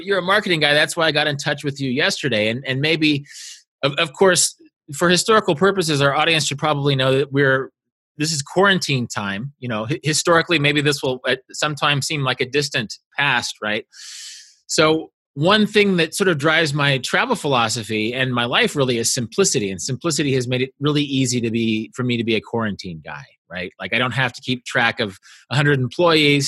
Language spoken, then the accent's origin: English; Kansas, United States; moved away as an adult; also born or lived in Korea / Kazakhstan; I was a kid from Kansas living in Korea